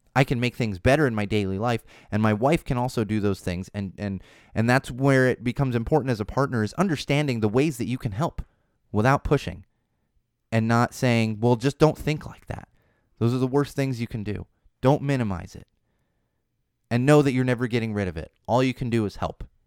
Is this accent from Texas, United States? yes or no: no; San Diego, California, United States; When I was in high school growing up in San Diego